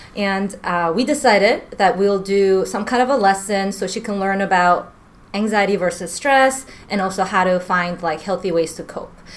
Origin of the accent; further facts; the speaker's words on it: New York, United States; moved away as an adult; now in Washington, United States; I grew up in New York most of my life